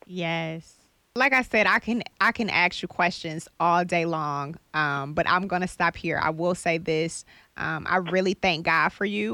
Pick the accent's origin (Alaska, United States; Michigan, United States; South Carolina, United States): Michigan, United States; Detroit; moved away; I'm from Detroit